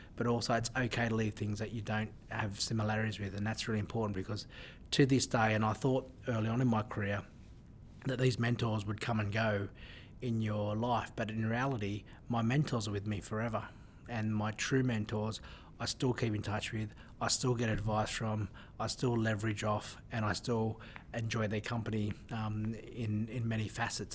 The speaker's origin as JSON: {"language": "English", "town": "Newcastle", "region": "New South Wales", "country": "Australia", "tie": "born or raised there", "said": "when I grew up in Newcastle, in my country, we didn't have as uh, uh as big a uh, diverse community"}